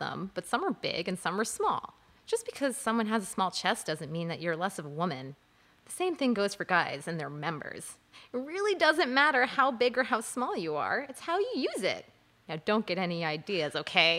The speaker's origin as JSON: {"language": "English", "area": "Long Island", "region": "New York", "country": "United States", "tie": "born or raised there", "said": "I was raised on Long Island"}